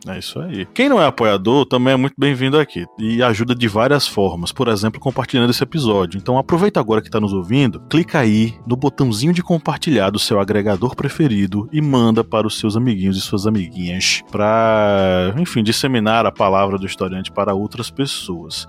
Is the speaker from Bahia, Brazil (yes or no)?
yes; Uauá, Bahia, Brazil; Eu nasci e cresci em Uauá, uma pequena cidade do norte da Bahia